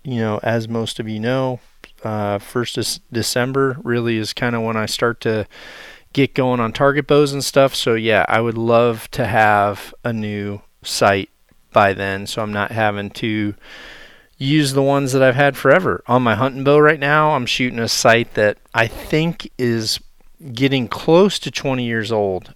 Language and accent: English; Iowa, United States; my home state of Iowa